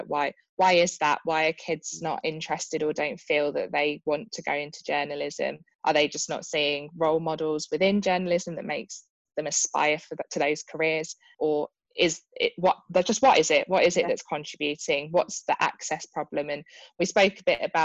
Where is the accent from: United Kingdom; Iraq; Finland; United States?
United Kingdom; Birmingham, West Midlands; in Birmingham, which is my hometown